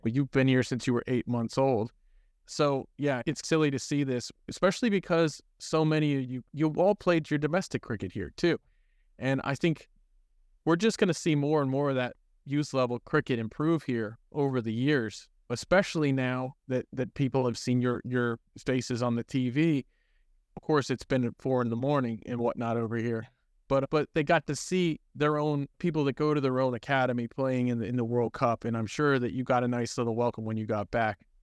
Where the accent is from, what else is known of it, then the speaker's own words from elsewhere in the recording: College Park, Maryland, United States; I grew up in the College Park area